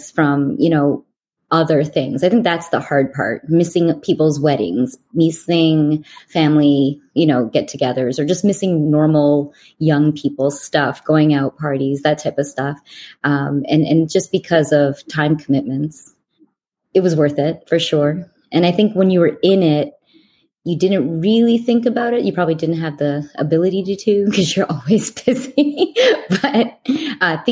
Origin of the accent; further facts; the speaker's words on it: Canada; moved away as an adult; also born or lived in Olean, New York; now in United States; I am Canadian, living in America.